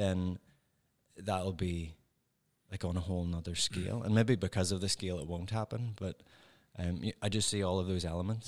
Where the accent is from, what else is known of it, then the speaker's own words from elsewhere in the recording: Northern Ireland, United Kingdom; accent: Northern Irish; moved away as an adult; now in Ohio, United States; I'm from Northern Ireland, so I have that particular accent.